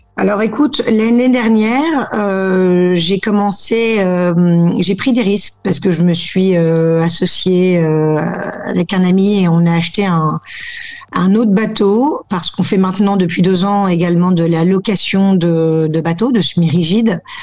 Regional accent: Lille, Hauts-de-France, France; moved away as an adult; now in Barcelona, Spain; originaire du Nord, ayant grandi dans le Nord

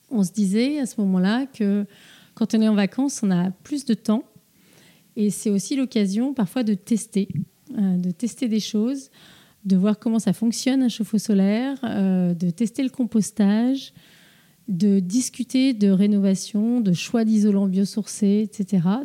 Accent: Plouguerneau, Brittany, France; also born or lived in Rennes / Paris; On a grandi à Plouguerneau et on est parti pour nos, études à Rennes puis à Paris pour des études d'architecture et d'urbanisme.

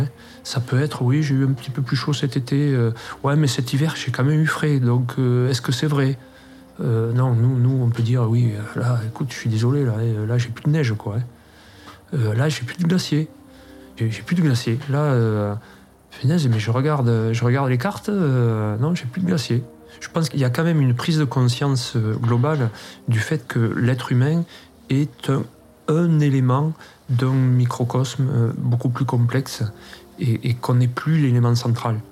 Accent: Lannemezan, Occitania, France; moved away as an adult; now in Luchon, France; Je suis originaire de Lannemezan, qui est un plateau. Je l'ai quitté euh, en faisant l'armée

